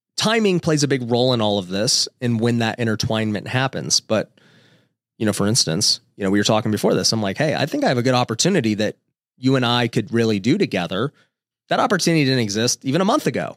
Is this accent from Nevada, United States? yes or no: yes; Las Vegas, Nevada, United States; my wife and I were both we grew up in Vegas